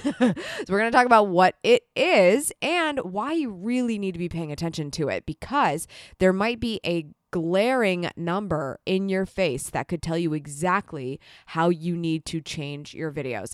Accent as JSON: {"language": "English", "town": "Columbus", "region": "Ohio", "country": "United States", "tie": "born or raised there", "said": "coming to you from my hometown of Columbus, Ohio, in the United States"}